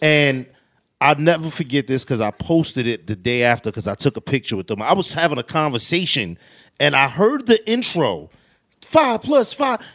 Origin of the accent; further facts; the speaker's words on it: New York City, New York, United States; growing up in Queensbridge, the recenter was almost like a celebrity spot.